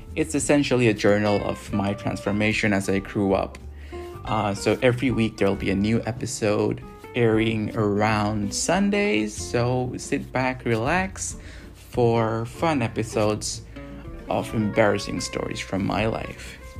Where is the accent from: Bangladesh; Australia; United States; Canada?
Bangladesh; Dhaka, Dhaka Division; moved away; also born or lived in Singapore; I grew up in Dhaka, Bangladesh, and in sunny Singapore